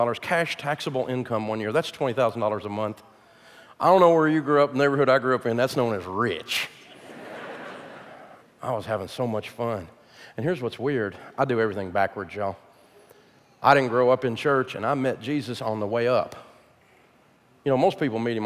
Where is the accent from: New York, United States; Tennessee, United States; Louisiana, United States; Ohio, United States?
Tennessee, United States; Nashville; born or raised there